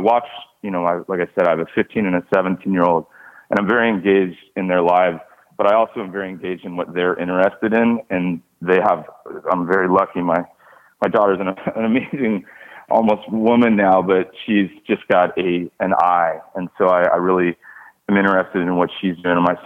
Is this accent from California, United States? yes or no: yes; Los Angeles, California, United States; growing up in West